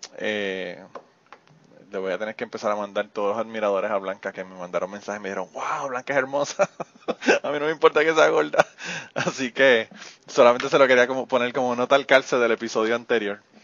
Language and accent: Spanish; Utuado, Puerto Rico; estamos tan orgullosos de ser utuaños